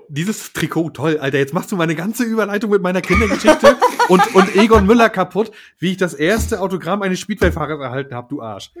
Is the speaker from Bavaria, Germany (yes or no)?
no; Mecklenburg-Vorpommern, Germany; also born or lived in Western Pomerania; Ich bin kein Pommer, ich bin Mecklenburger